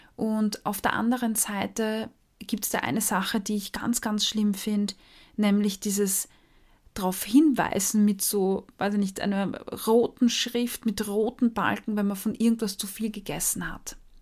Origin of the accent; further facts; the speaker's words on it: Austria; als Österreicherin